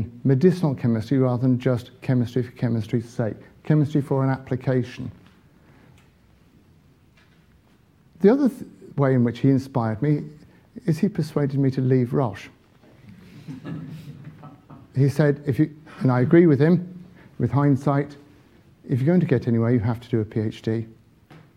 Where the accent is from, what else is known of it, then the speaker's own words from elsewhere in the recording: Little Paxton, East of England, United Kingdom; also born or lived in Cambridge; I was born in Little Paxton